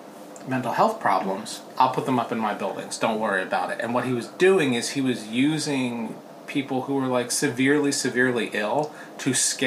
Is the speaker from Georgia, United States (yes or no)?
no; New Jersey, United States; also born or lived in Portland, Oregon / New York City; now in Los Angeles, United States; I mean, I grew up in New Jersey